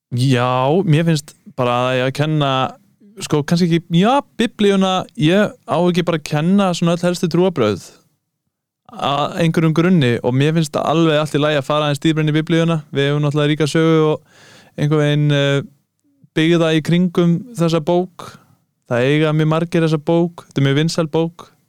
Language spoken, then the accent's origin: Icelandic; Kópavogur, Capital Region, Iceland; ég er úr Kópavænum